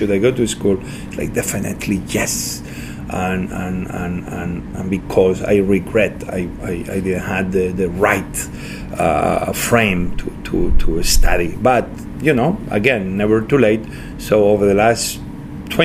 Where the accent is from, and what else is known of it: Santa Coloma de Cervelló, Catalonia, Spain; born or raised there; English is a second language; moved away; also born or lived in Asturias, Spain